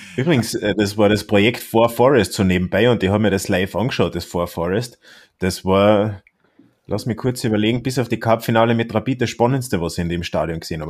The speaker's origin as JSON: {"language": "German", "country": "Austria", "said": "als Österreicher"}